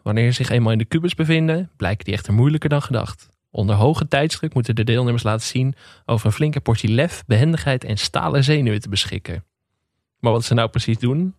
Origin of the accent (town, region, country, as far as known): Netherlands